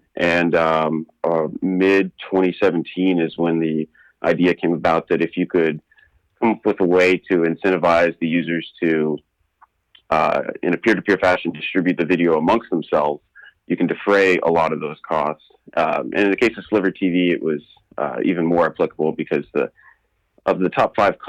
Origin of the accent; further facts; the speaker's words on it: Bay Area, California, United States; So I'm from the Bay Area originally and based now in San Francisco.